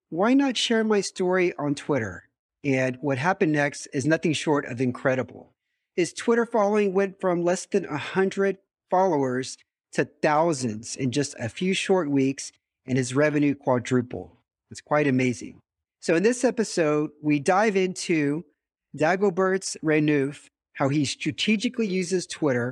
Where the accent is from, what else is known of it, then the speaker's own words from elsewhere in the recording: United States; now in Romania; I'm also an American expat living in Romania